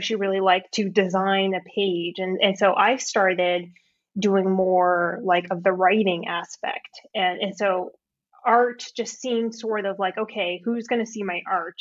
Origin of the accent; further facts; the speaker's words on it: California, United States; I grew up in California